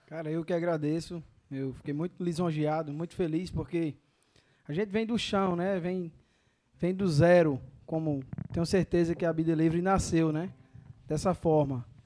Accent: Catolé do Rocha, Paraíba, Brazil; Sou paraibano, Catolé do Rocha

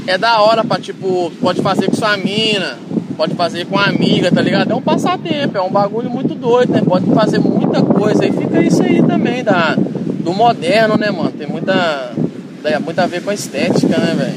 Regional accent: Itabira, Minas Gerais, Brazil; moved away; also born or lived in Portugal; na minha cidade, né, Itabira

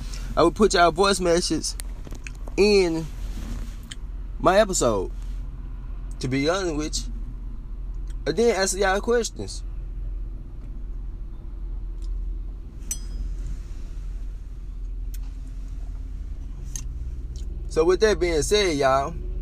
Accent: Louisiana, United States; I'm from Louisiana

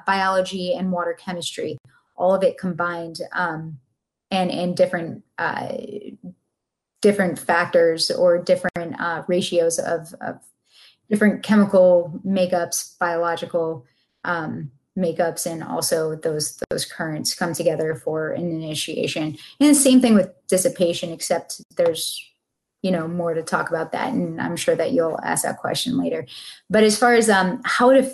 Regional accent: Buffalo, New York, United States; now in Sarasota, United States; I'm from Buffalo

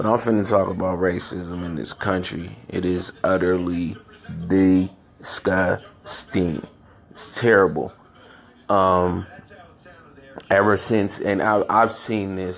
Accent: San Francisco, California, United States; also born or lived in Chicago, Illinois; I grew up in San Francisco, California

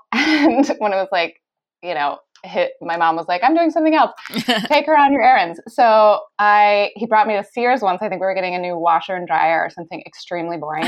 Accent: California, United States; moved away as an adult; also born or lived in North Carolina; now in Australia; I grew up in California. I went to school in North Carolina

